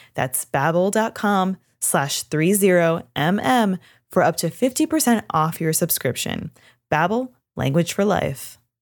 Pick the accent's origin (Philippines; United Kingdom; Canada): Canada; growing up in Canada, we learn French